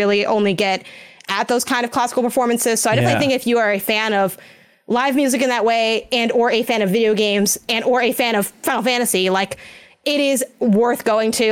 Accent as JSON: {"language": "English", "town": "Chicago", "region": "Illinois", "country": "United States", "said": "I'm from Chicago"}